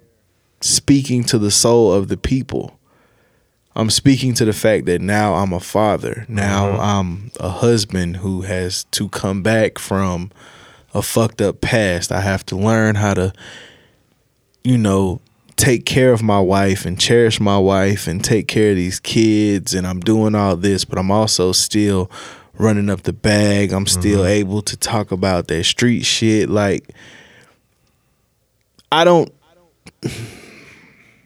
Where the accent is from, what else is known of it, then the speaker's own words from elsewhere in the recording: Spartanburg, South Carolina, United States; I'm from Spartanburg